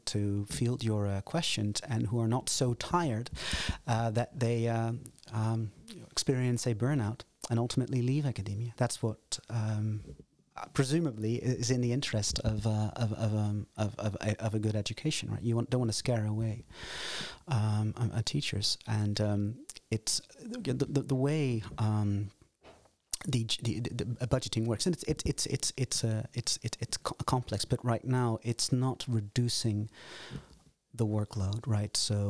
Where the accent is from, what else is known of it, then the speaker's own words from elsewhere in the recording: Netherlands; also born or lived in United States; Because I was born and raised in Holland and did my undergraduate work here, completed my master's degrees before I moved to the United States to pursue a PhD.